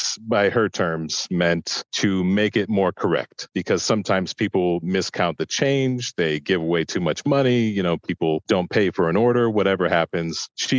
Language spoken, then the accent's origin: English; Chicago, Illinois, United States; now in Sacramento, United States; I'm originally from Chicago